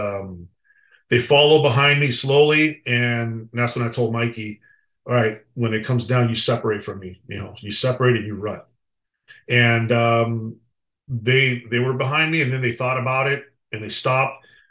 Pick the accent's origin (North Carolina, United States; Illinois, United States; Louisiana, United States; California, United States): California, United States; Los Angeles; We grew up together in East Los Angeles